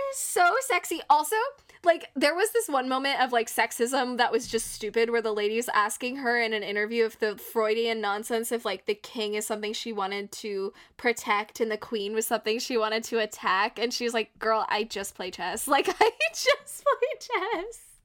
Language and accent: English; United States; I'm American